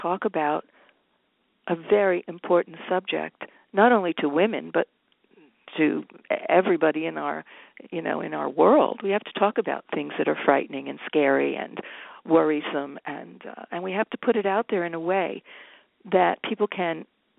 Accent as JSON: {"language": "English", "region": "New Jersey", "country": "United States", "tie": "born or raised there", "moved": "yes", "lives_now": "New York, United States", "said": "I was born and raised in New Jersey"}